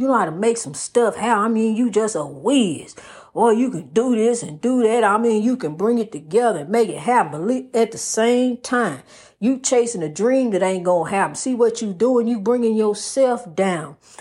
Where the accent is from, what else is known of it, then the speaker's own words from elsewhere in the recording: New York City, New York, United States; growing up in Spanish Harlem